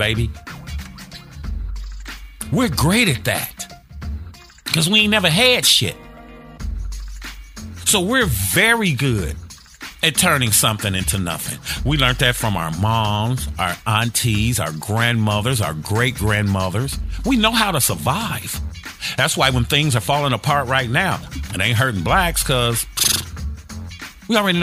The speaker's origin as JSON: {"language": "English", "town": "Gary", "region": "Indiana", "country": "United States", "said": "I'm from Gary, Indiana, a labor union town"}